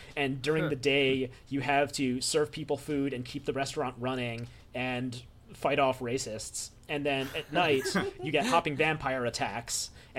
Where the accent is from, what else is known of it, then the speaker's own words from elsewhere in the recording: Philippines; I've done it before, and I'm not Chinese, I'm Filipino.